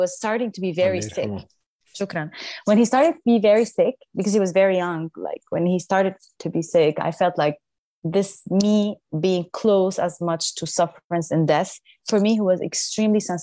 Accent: Damascus, Damascus Governorate, Syria; moved away as an adult; now in Paris, France; when I started growing up in Syria, I was in the choir

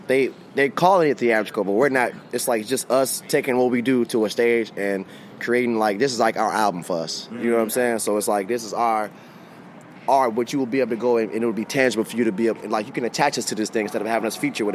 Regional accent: Chicago, Illinois, United States; We are from Chicago.

